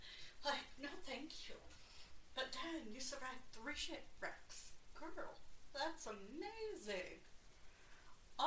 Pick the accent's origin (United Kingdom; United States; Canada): United Kingdom; I am British